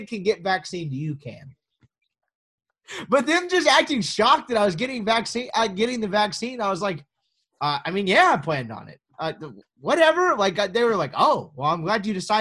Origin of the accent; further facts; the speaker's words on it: Mississippi, United States; moved away; I'm obviously, I'm from Mississippi